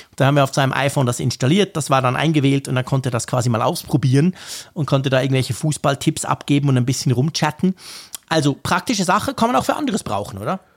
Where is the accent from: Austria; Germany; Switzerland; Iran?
Switzerland; ich bin Schweizer